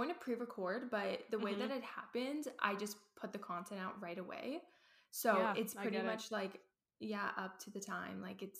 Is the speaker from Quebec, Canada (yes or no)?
no; Vancouver, British Columbia, Canada; I am 21 years old. I'm from Vancouver, Canada, because a lot of people think I'm from the States, like they just assume it.